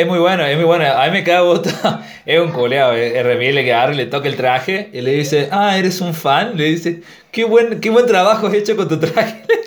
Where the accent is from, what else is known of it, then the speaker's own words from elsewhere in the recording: Argentina; en Argentina es, como que a nosotros nos dan dos opciones